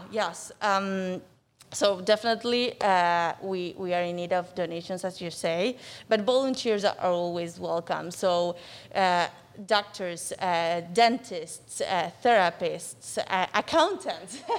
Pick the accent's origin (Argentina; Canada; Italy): Argentina; Buenos Aires; moved away as an adult; also born or lived in Durham, North Carolina / Seattle, Washington; now in Miami, United States; so I'm from Argentina. I was born and raised there in Buenos Aires.